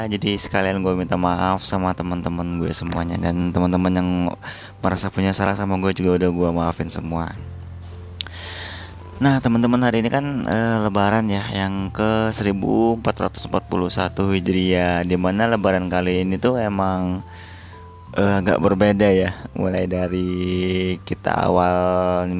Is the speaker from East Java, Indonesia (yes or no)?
no; Palembang, South Sumatra, Indonesia; moved away; Jadi gue tuh emang setiap tahun pasti gue balik ke kota gue di Palembang gitu kan